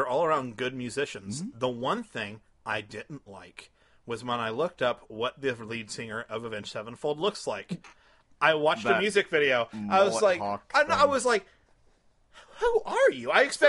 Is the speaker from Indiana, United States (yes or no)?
yes; Martinsville, Indiana, United States; my whole life, from being from Martinsville, it's always been like country and bluegrass and stuff.